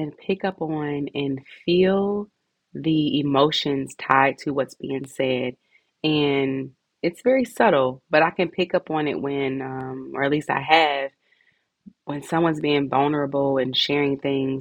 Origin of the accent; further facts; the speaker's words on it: Indianapolis, Indiana, United States; right here in my hometown, Indianapolis